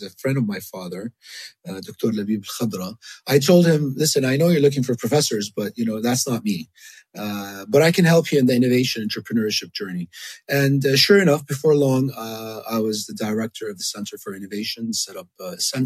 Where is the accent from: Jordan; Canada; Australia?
Jordan; moved away as an adult; also born or lived in Miami, United States / Puerto Rico / Dubai, United Arab Emirates; now in Amman, Jordan; I was born in Jordan of Palestinian parents, lived in Jordan most of my life